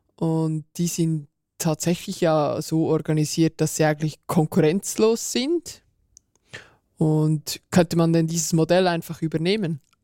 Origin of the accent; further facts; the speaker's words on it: Switzerland; bei uns in der Schweiz